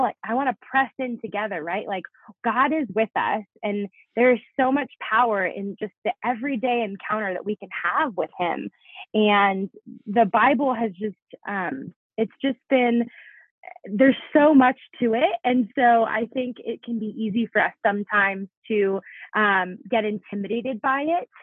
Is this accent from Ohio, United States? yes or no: no; South Florida, United States; moved away as an adult; also born or lived in Italy; now in Denver, United States; I was actually born in Italy. My mom is born and raised in Italy. And so grew up for most of my life in South Florida.